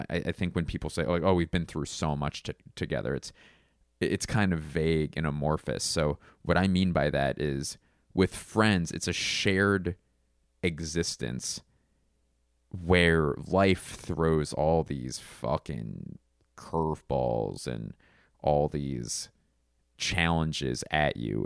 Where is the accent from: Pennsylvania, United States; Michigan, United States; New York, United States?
Pennsylvania, United States; Philadelphia; my hometown of Philadelphia